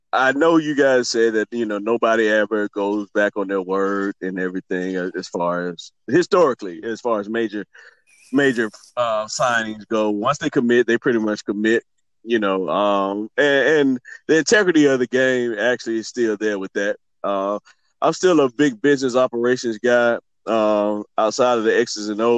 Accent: Alabama, United States; I'm from Alabama

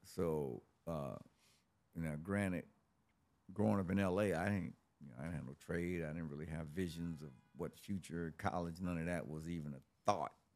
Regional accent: Los Angeles, California, United States; I was born in Los Angeles, uh, in nineteen sixty-one. I grew up in the sixties and seventies in South Central Los Angeles

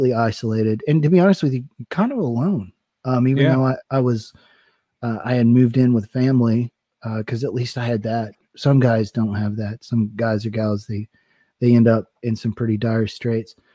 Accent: East Tennessee, United States; moved away as an adult; being from a small town in East Tennessee

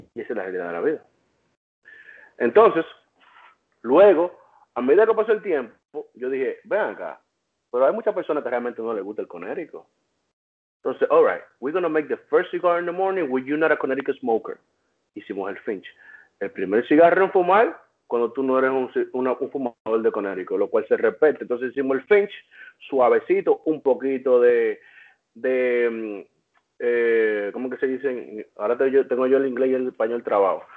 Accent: Dominican Republic; now in United States; soy dominicano

